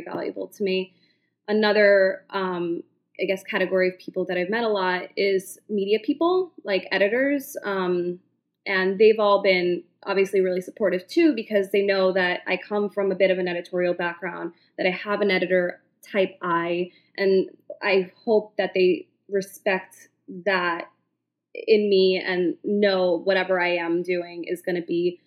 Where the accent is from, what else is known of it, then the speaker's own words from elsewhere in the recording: New York City, New York, United States; as a New Yorker, I've grown up here